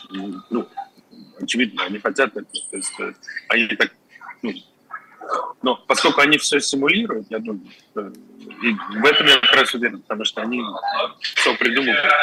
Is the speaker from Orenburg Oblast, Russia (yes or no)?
no; Moscow, Russia; moved away; Я два года не видел Москву. Я из Москвы сам, то есть мой город.